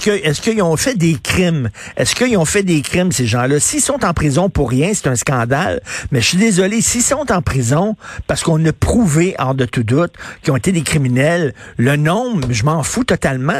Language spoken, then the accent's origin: French; Montreal, Quebec, Canada; born or raised there